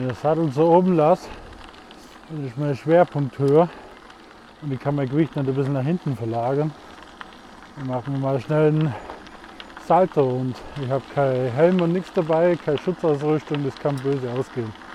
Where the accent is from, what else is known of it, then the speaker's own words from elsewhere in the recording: Swabia, Bavaria, Germany; accent: Swabian; wie ihr vielleicht an meinem Dialekt erkennt, ich komme aus dem Schwaberlindli